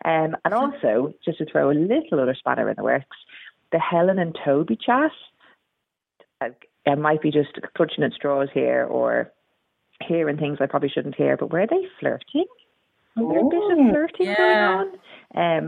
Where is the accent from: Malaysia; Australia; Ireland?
Ireland; Dublin, Leinster; now in Wirral, United Kingdom; I live up on the Wirral and I work as a paramedic, although I've been on mat leave forever, it feels. I moved over here from Ireland, from Dublin, 10 years ago